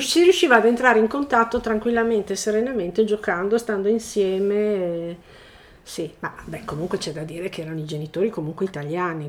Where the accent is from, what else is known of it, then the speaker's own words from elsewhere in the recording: Milan, Lombardy, Italy; moved away as an adult; now in Resia, Italy; abito a Niva di Resia, sono nata a Milano e nel lontano 1980 ho deciso di ehm, venire a vivere a Resia